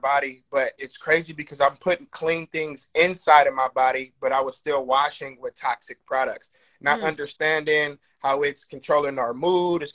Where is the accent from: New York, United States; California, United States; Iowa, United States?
California, United States; Oakland; I grew up in Oakland